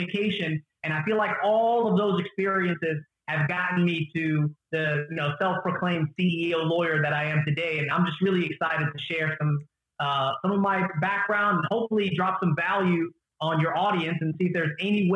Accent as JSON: {"language": "English", "region": "the Bible Belt in the South", "country": "United States", "tie": "born or raised there", "lives_now": "Atlanta, United States", "said": "I grew up in the Bible Belt in the South, where I was one of the only Arabs that lived in a predominantly Hispanic community"}